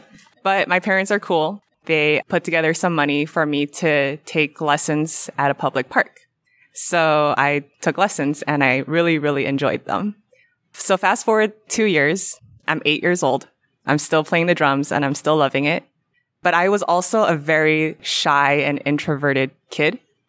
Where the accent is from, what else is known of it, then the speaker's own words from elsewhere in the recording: California, United States; I'm from Orange County, California.